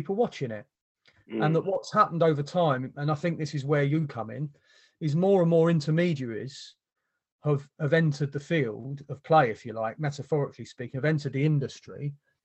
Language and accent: English; London, United Kingdom; moved away; I was born down the road from the ground